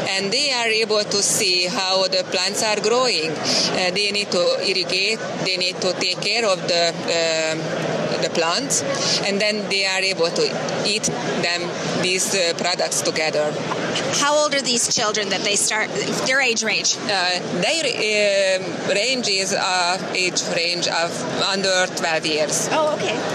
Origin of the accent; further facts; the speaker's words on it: Hungary; I am from Hungary